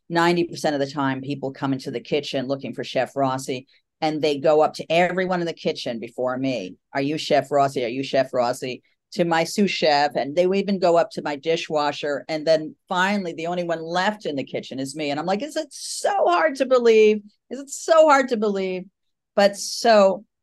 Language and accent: English; Oklahoma, United States; even though we're from Oklahoma, the party was going to be out in Long Island.